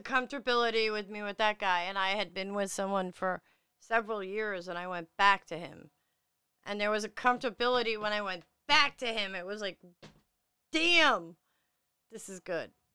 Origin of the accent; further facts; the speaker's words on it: New York City, New York, United States; I am from Staten Island, New York